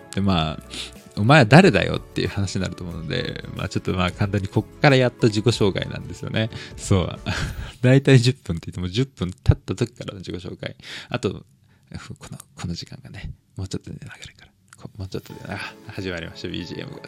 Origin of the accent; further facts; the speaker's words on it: Tokyo, Japan; also born or lived in Meguro, Tokyo; 東京都生まれの、まああの、一応まあ目黒で生まれたって言ってね、まあ生まれただけなんですけど、目黒病院で。で、まあその後にでもなんだか世田谷で住んでて